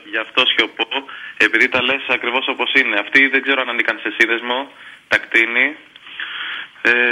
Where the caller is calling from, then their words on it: Vyronas, Attica, Greece; από Βίρονα.